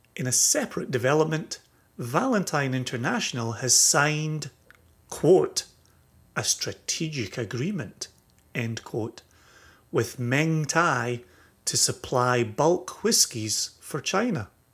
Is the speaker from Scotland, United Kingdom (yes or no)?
yes; Scotland, United Kingdom; growing up in Scotland